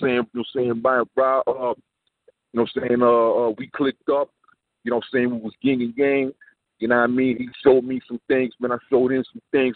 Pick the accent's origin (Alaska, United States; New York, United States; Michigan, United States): New York, United States; New York City; I'm from Brooklyn